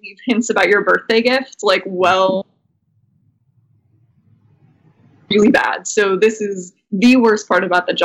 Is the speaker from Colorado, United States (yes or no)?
no; Tampa, Florida, United States; now in New York, United States; I'm from Tampa and there's not a lot of ice there